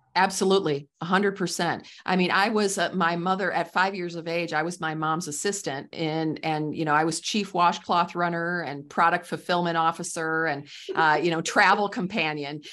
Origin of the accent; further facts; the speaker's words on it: Midwest, United States; I'm from the Midwest, so I call it pop